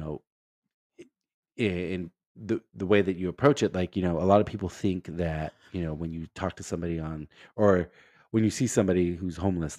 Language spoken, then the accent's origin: English; Los Angeles, California, United States; I'm not typically a Rangers fan because I grew up in Los Angeles and, you know, LA was my team